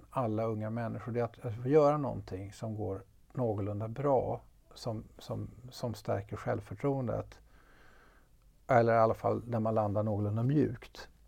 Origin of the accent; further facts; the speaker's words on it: Stockholm, Stockholm County, Sweden; som stockholmare, man åker tunnelbana och så har de en fördröjning på innan de öppnar dörrarna som är två sekunder.